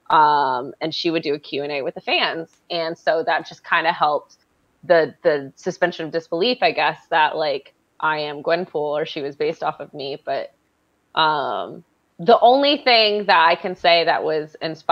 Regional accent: Michigan, United States; now in New York, United States; So I'm from Michigan originally

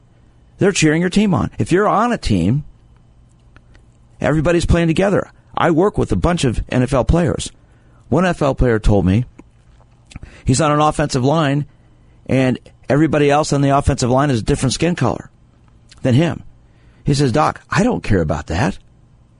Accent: Kansas City, Missouri, United States; I grew up in Kansas City, seeing religious bigotry

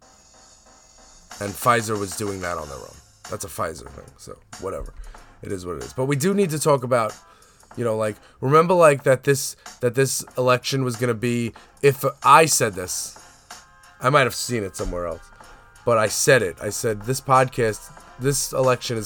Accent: New York City, New York, United States; I'm from Staten Island. I live on Staten Island

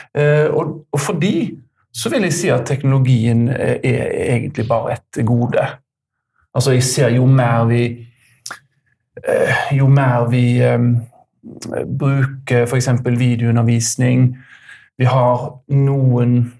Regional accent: Haugesund, Rogaland, Norway; kommer fra Haugesund

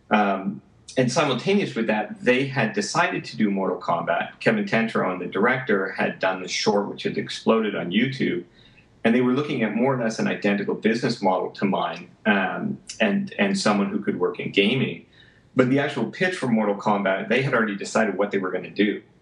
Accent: Vancouver, British Columbia, Canada; I, you know, I came from Vancouver, even though I was in Los Angeles at the time

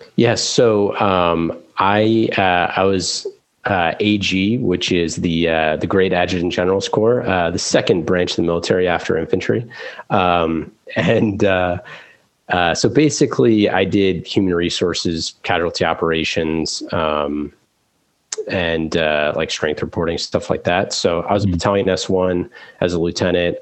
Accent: Oakland, California, United States; growing up in Oakland

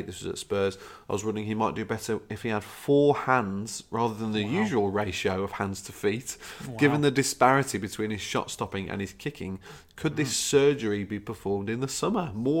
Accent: Wolverhampton, West Midlands, United Kingdom; also born or lived in London; I escaped the financial crisis having lost my job in London. Mm-hmm. I'm from Wolverhampton with both my parents still there. I honestly can't ever see myself going back to the UK to work again.

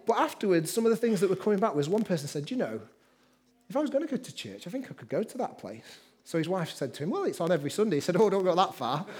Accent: Manchester, North West England, United Kingdom; also born or lived in Liverpool; I grew up in Manchester

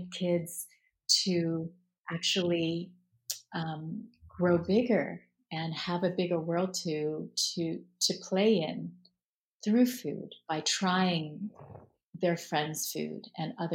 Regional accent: Palo Alto, California, United States; growing up in Palo Alto, California

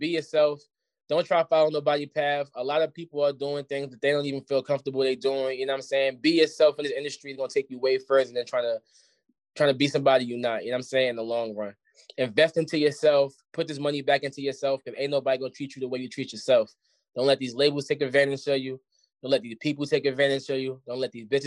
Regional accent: Jersey City, New Jersey, United States; moved away; I'm from the hill. I'm from Clinton Carteret. You know what I'm saying? That's the block I'm from.

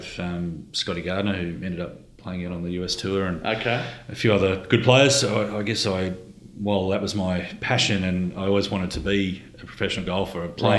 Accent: Gold Coast, Queensland, Australia; I say I'm from the Gold Coast with some trepidation because I certainly didn't fit culturally with the Gold Coast way of life.

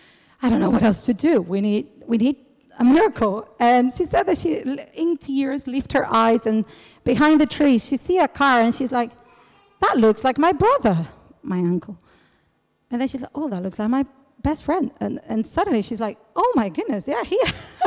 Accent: Brazil; born there; I was born in Brazil. My parents were missionaries in Paraguay. My dad is from Chile, my mom from Brazil.

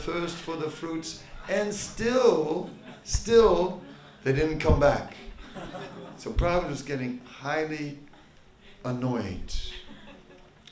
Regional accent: Netherlands; moved away; I am from Holland

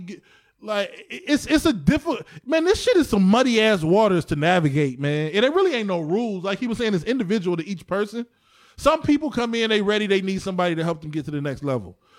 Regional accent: East Cleveland, Ohio, United States; I'm from East Cleveland.

